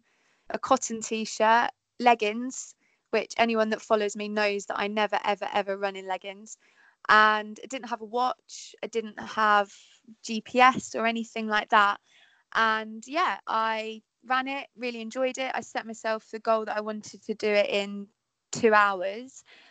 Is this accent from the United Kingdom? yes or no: yes; Peterborough, East of England, United Kingdom; I'm from Peterborough